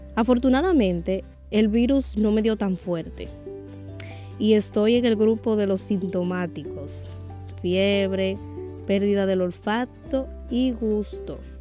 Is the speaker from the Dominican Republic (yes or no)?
yes; Dominican Republic; Como buena dominicana